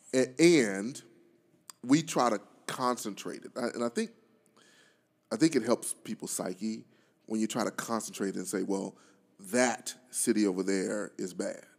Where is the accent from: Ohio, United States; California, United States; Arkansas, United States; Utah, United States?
Arkansas, United States; Pine Bluff; my hometown of Pine Bluff